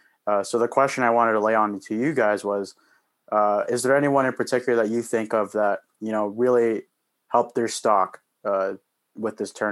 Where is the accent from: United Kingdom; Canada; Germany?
Canada; as a Canadian